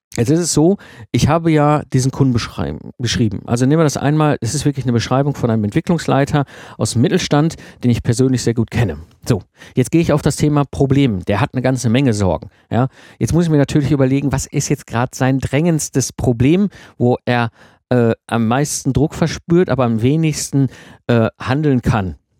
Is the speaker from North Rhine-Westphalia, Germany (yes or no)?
yes; Ruhr area, North Rhine-Westphalia, Germany; ich komme aus dem Ruhrport, ne, zwischen Kohle und Stall aufgewachsen